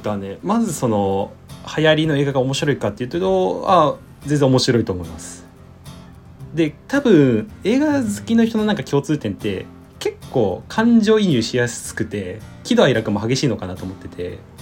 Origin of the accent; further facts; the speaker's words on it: Hiroshima, Japan; moved away as an adult; now in Tokyo, Japan; 地元広島だったんで東京に上京してで